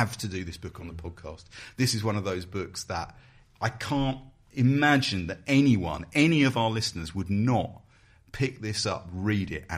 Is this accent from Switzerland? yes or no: no; Croydon, London, United Kingdom; I come from Croydon